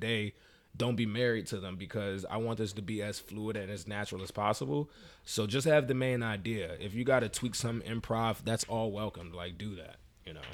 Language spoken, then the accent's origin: English; Maryland, United States; I'm from Maryland